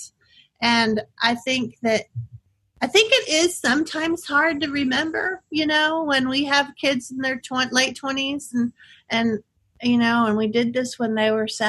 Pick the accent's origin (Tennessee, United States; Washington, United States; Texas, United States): Texas, United States; I'm from Texas